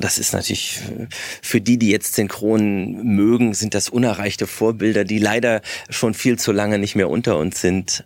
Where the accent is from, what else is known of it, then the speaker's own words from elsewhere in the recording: Berlin, Germany; ich bin in Westberlin groß geworden